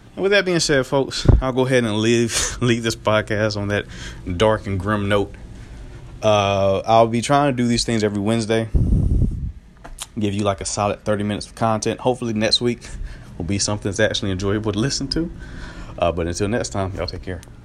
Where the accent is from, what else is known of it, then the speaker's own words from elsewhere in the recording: Greenville, North Carolina, United States; moved away; back in my hometown of Greenville, North Carolina